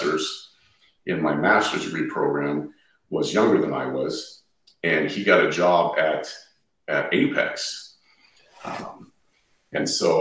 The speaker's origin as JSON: {"language": "English", "region": "Southern California", "country": "United States", "tie": "born or raised there", "also_born_or_lived": "Ohio", "moved": "as an adult", "said": "I was born and raised in Southern California."}